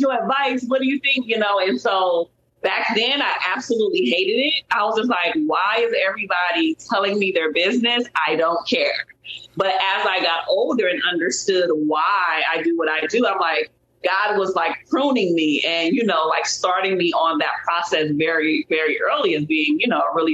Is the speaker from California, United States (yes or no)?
yes; Compton, California, United States; I grew up in Compton, California